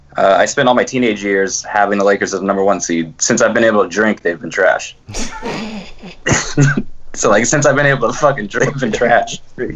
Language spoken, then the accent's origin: English; Fresno, California, United States; I'm from Fresno.